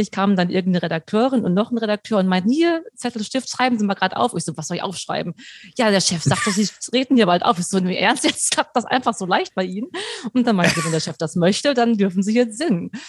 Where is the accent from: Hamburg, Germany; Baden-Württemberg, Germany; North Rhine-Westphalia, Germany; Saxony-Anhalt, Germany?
Hamburg, Germany; Ich so aus Hamburg